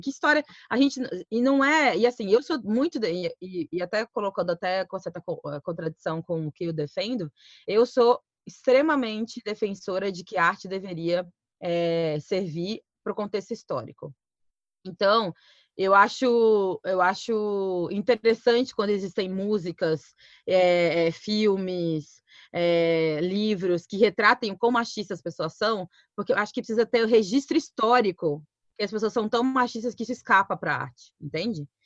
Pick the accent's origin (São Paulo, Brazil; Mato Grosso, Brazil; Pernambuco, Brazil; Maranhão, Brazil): Mato Grosso, Brazil; Cuiabá; Eu sou de Cuiabá, Mato Grosso